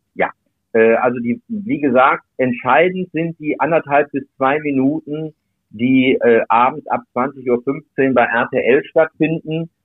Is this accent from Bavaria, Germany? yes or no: no; Duisburg, North Rhine-Westphalia, Germany; moved away as an adult; ich komme aus Duisburg. Wir haben einen den höchst, der höchsten Anteile neben Berlin äh, in Deutschland an der türkischen Community auch da war zu der Zeit, wo ich in Duisburg gelebt habe, bis zu meinem 24. Lebensjahr